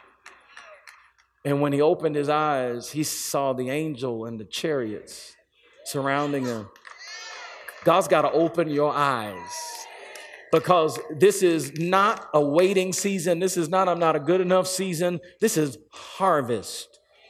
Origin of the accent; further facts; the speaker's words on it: Atlanta, Georgia, United States; also born or lived in South Florida; now in Birmingham, United States; I grew up in Georgia, in Atlanta.